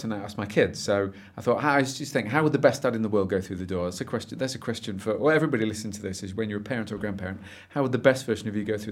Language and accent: English; Derby, East Midlands, United Kingdom; I come from Derby, my glorious hometown